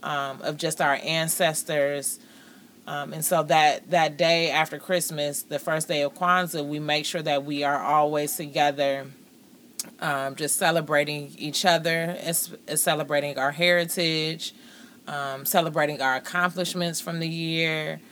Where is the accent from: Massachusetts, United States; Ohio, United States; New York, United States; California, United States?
Ohio, United States; Twinsburg; also born or lived in Cleveland, Ohio; I actually grew up in Twinsburg. We are originally from the east side of Cleveland, but I grew up in Twinsburg.